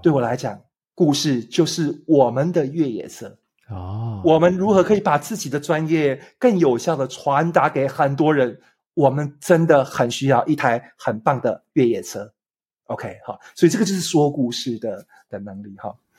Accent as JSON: {"language": "Chinese", "country": "Taiwan", "said": "我从一个台湾来的三十几岁"}